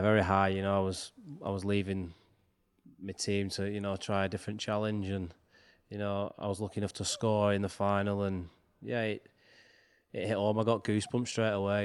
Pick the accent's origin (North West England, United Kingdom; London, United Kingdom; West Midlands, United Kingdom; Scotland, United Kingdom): North West England, United Kingdom; Wigan; making the debut for my hometown